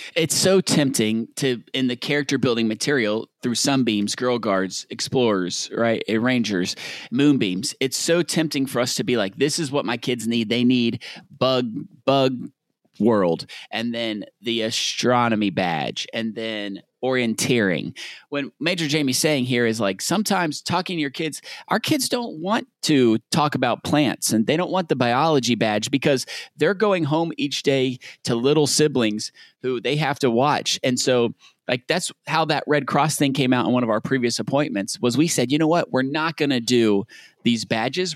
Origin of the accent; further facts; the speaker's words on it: Southern United States, United States; accent: Southern; my Southern accent